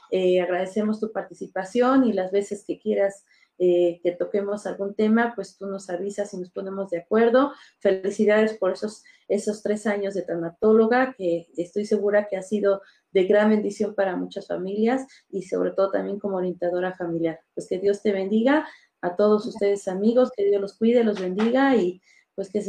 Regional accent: Mexico; Pues así somos los mexicanos, ¿no?

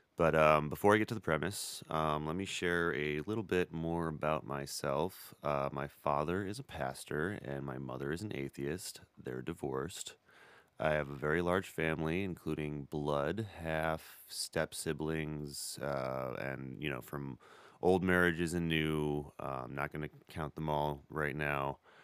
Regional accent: Beloit, Wisconsin, United States; I grew up in Beloit, Wisconsin

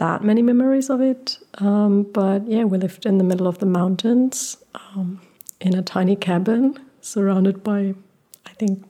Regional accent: Germany; also born or lived in Portugal; I am German. My parents are both German, but I was born in Portugal. I was born in Portugal and was raised without electricity and running water for my Yeah, for my first 6 years.

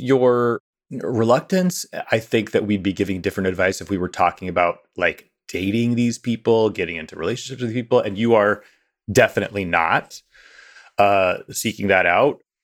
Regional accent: near Pike County, southern Ohio, United States; moved away; the part of Ohio that I am from, which is the hillbilly elegy part of Ohio

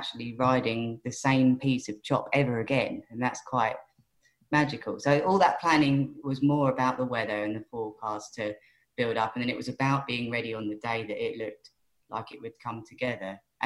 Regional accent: Worthing, South East England, United Kingdom; That's my hometown pier

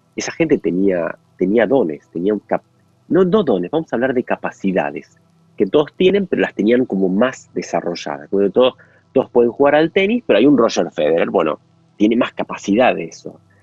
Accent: Argentina; como argentino

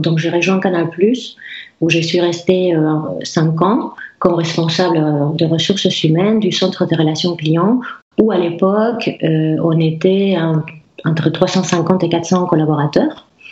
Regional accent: Basque Country, Spain; French is a second language; moved away as an adult; now in Rennes, France; je viens du Pays Basque

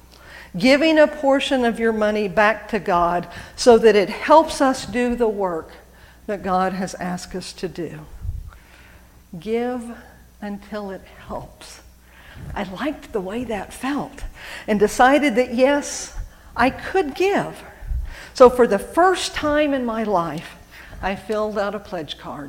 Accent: Norman, Oklahoma, United States; also born or lived in Edmond, Oklahoma; I grew up in McFarland. McFarland was a very large church in Norman.

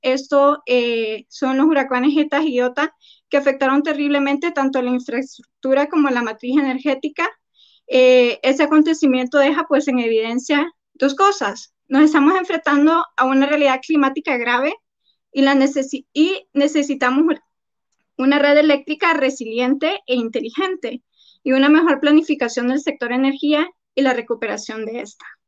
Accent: Honduras; nosotros acá en Honduras

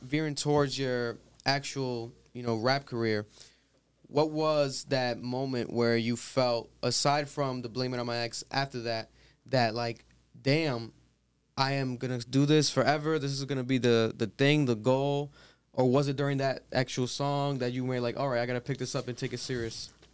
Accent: Providence, Rhode Island, United States; We're from Providence, Rhode Island.

